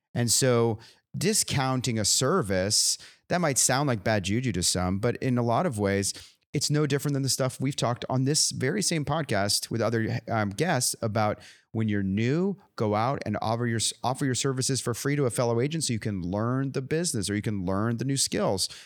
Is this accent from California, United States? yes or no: yes; California, United States; moved away; I grew up in California.